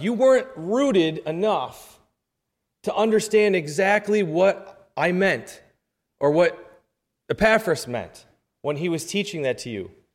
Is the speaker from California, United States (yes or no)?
no; New York, United States; I'm from New York